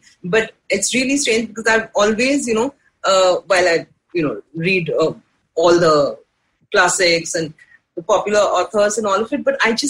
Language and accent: English; India; everything that makes you feel good about being an Indian.